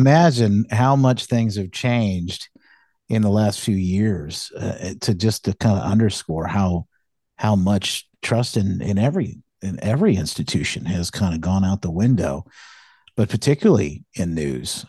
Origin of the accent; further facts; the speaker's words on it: Michigan, United States; moved away as an adult; moved back, um, to my, uh, to, to my hometown where my wife and I had, uh, met each other here in Michigan